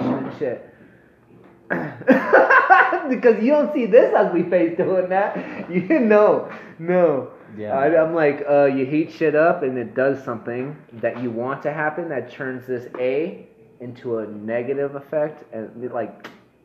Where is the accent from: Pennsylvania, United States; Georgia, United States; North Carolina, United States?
Pennsylvania, United States; Erie; I'm from Erie, Pennsylvania